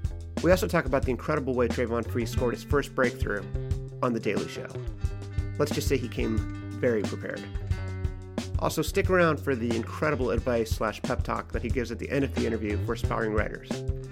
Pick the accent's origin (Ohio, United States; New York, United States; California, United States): California, United States; Los Angeles; I grew up in San Pedro, which is one city away in Carson.